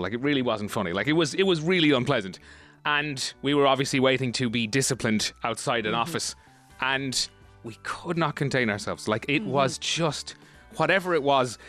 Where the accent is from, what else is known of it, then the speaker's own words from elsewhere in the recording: Ireland; as Irish people